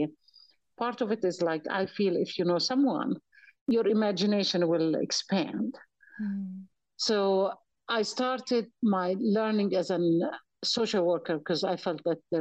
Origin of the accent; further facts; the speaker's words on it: Jerusalem, Palestine; moved away as an adult; also born or lived in Bethlehem / England; now in Oklahoma, United States; So I was born and raised in Palestine. I was born in the old city, Jerusalem.